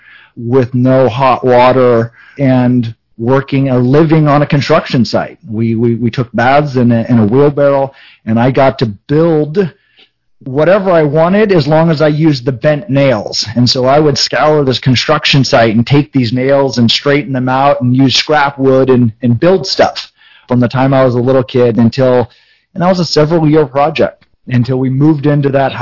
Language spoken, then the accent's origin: English; California, United States; also born or lived in Denver, Colorado; I was born in Denver, Colorado. My dad was a mechanic, and my mom was a homemaker. Big Catholic family in Denver, and moved to California when I was a couple years old.